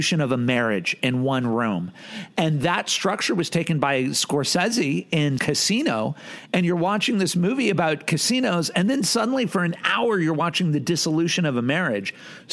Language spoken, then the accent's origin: English; United States; I'm an American